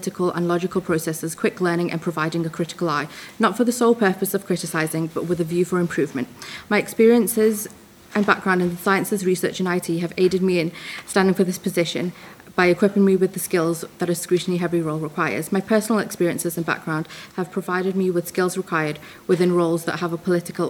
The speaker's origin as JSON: {"language": "English", "country": "Isle of Man", "tie": "born or raised there", "said": "Growing up in the Isle of Man was great"}